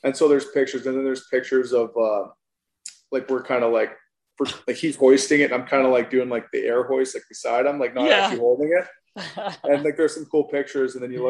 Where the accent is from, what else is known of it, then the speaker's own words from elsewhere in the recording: Canada; also born or lived in Saskatoon; being from Canada